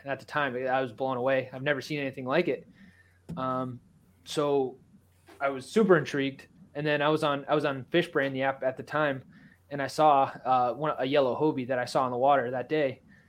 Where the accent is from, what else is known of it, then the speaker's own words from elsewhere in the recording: Taunton, Massachusetts, United States; I'm from Taunton, Massachusetts. I actually live 5 minutes away from Kenwood.